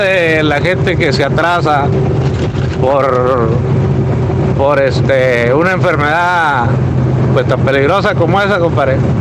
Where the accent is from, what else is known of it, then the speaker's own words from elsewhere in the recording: Monclova, Coahuila, Mexico; Yo soy de, allá de Monclova